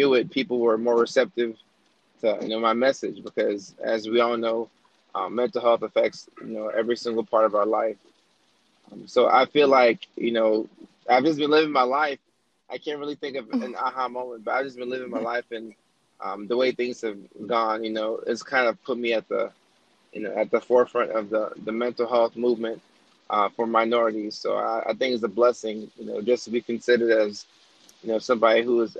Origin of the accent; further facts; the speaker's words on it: Georgia, United States; not being accepted to any colleges in my home state, which was Georgia at the time.